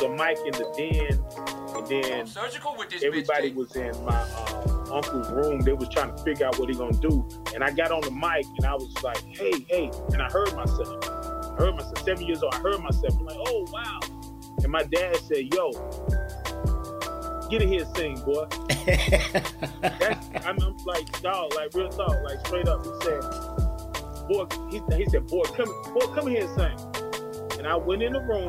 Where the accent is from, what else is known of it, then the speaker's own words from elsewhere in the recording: Zebulon, North Carolina, United States; moved away as an adult; now in Atlanta, United States; I'm from Zebulon, North Carolina, Z-Town